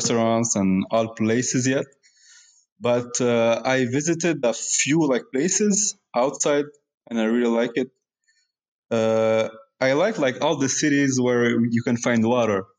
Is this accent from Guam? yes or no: no; Morocco; now in Canada; I was born in Morocco